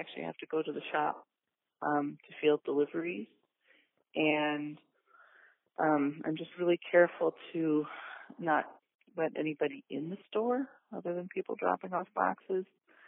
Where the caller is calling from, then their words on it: Milwaukee, Wisconsin, United States; I'm calling from Milwaukee, Wisconsin